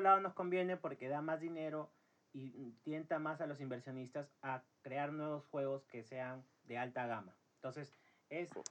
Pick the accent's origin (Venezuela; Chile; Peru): Peru; somos de Perú